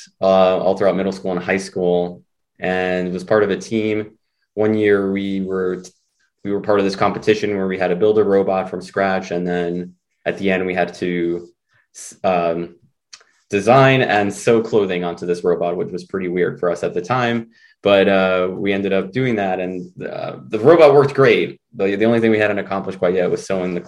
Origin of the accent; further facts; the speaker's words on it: New York City, New York, United States; first language Spanish; English is a second language; also born or lived in Rochester, New York; I'm originally from New York City